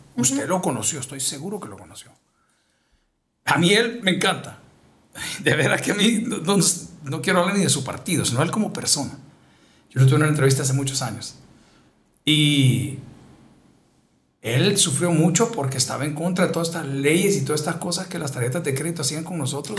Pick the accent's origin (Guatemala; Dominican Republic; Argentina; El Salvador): El Salvador; hombres como nosotros, salvadoreños